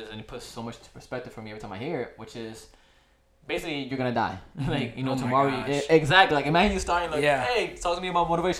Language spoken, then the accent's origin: English; Connecticut, United States; also born or lived in New York; now in Miami, United States; I was born in New York, but raised in Connecticut. But I've been in Florida for 10 plus years.